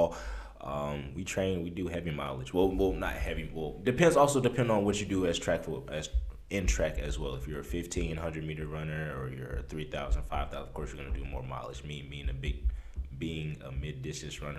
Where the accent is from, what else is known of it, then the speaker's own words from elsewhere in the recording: Omaha, Nebraska, United States; moved away; I'm originally from Omaha, Nebraska, of all places.